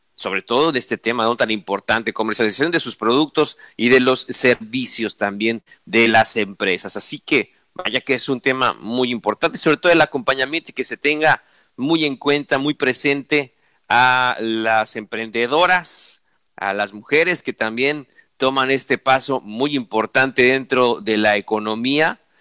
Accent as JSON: {"language": "Spanish", "country": "Mexico", "said": "nosotros como mexicanos"}